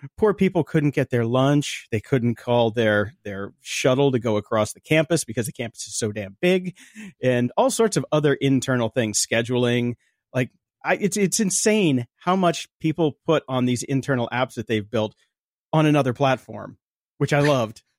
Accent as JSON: {"language": "English", "town": "Chicago", "region": "Illinois", "country": "United States", "moved": "yes", "lives_now": "California, United States", "said": "we're from Chicago"}